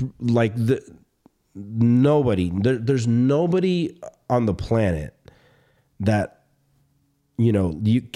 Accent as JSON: {"language": "English", "region": "the South", "country": "United States", "tie": "born or raised there", "moved": "yes", "lives_now": "California, United States", "said": "I grew up in the South."}